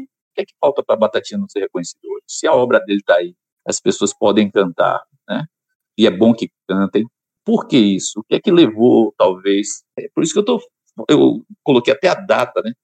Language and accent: Portuguese; Salvador, Bahia, Brazil; now in Alagoinhas, Brazil; Nasci em Piripiri, no subúrbio de Salvador